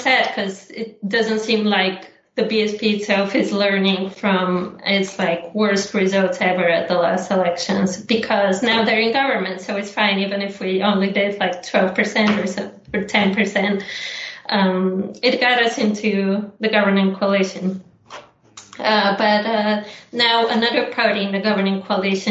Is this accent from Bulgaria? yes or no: yes; Bulgaria; Even in my hometown, I was at these concerts.